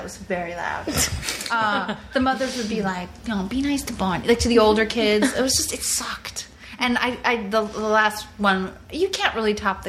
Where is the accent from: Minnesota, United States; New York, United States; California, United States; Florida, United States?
New York, United States; Because I grew up on Long Island.